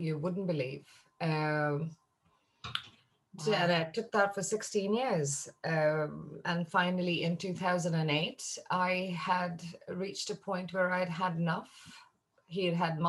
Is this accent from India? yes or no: yes; India; I'm Indian by origin.